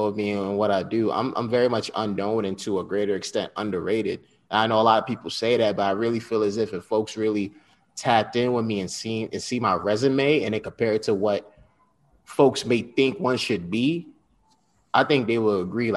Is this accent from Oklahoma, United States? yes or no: no; Westchester County, New York, United States; also born or lived in Bronx, New York; Proud Westchester County, New York native